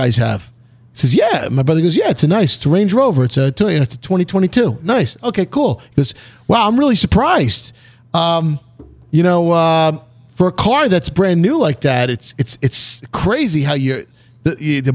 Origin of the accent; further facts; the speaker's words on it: New York, United States; oh, we're from New York